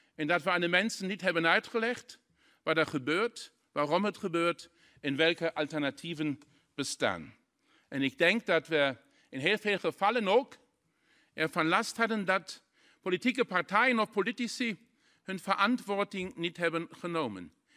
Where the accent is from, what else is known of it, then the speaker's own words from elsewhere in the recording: Saarlouis, Saarland, Germany; Dutch is a second language; Ik kom persoonlijk uit de grensstreek in Zaland